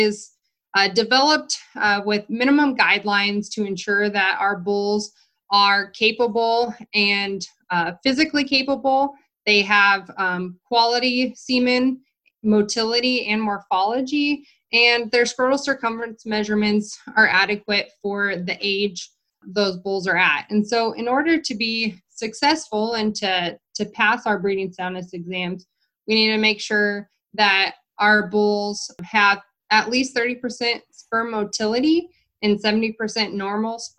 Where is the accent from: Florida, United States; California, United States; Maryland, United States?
California, United States; Redding; moved away as an adult; also born or lived in Colorado / New Mexico / North Dakota; now in Nebraska, United States; So I'm originally from Northern California. I grew up a few hours from the Oregon border and Nevada border in Redding, California.